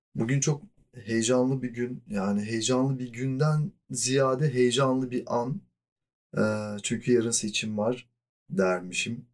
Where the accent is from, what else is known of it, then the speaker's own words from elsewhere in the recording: Mediterranean Region, Turkey; E zaten güneyliyim yani. Akdeniz çocuğuyum.